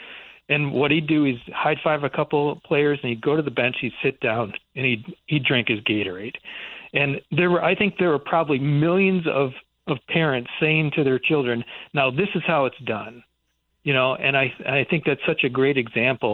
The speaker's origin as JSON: {"language": "English", "region": "Michigan", "country": "United States", "tie": "born or raised there", "said": "I grew up in Michigan"}